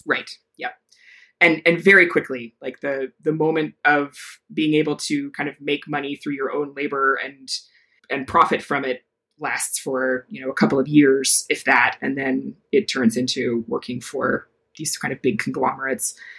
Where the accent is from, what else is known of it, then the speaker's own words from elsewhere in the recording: Decorah, Iowa, United States; I grew up in Iowa as a in the middle of a capitalist democratic country.